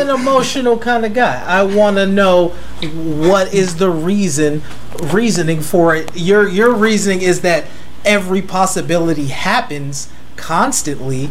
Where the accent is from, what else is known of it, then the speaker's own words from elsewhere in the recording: United States; I'm American